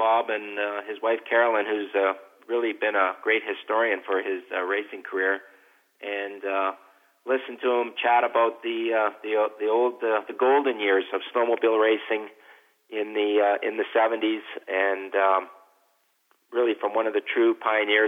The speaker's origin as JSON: {"language": "English", "region": "Manitoba", "country": "Canada", "tie": "born or raised there", "said": "for me as a kid, growing up in Manitoba"}